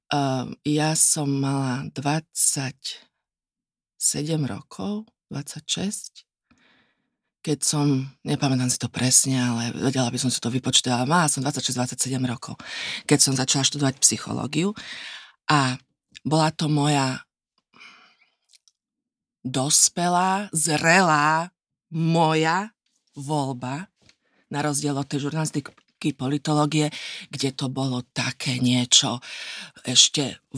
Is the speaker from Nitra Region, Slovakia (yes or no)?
yes; Nitra, Nitra Region, Slovakia; moved away as an adult; also born or lived in Bratislava; now in Vienna, Austria; ja som sa narodila v Nitre